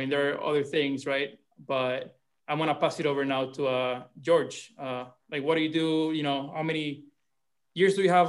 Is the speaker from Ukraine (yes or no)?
no; Cuba; now in Palm Beach Gardens, United States; First and foremost, I was born and raised in Cuba.